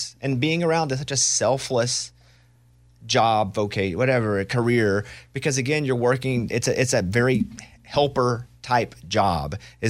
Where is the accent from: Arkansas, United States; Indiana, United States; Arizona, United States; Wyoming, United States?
Arkansas, United States; I'm from Arkansas. Some of the accent just doesn't go away. Like it lives within me. It is who I am.